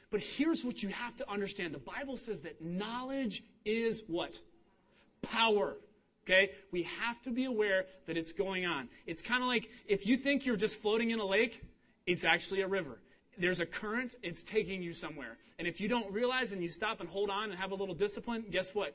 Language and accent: English; Cincinnati, Ohio, United States; moved away; I'm from Cincinnati, Ohio.